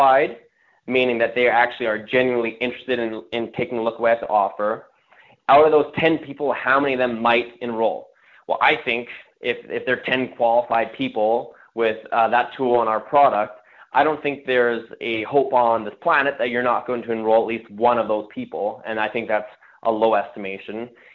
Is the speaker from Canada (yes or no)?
yes; Canada; I'm from Canada